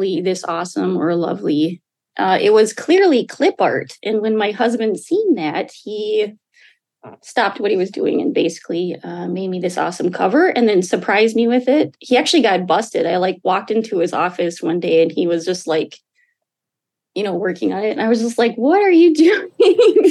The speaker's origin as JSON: {"language": "English", "area": "Red Lake Nation", "region": "Minnesota", "country": "United States", "moved": "yes", "lives_now": "Duluth, United States", "said": "I'm from the Red Lake Nation, joining you today from Duluth, Minnesota"}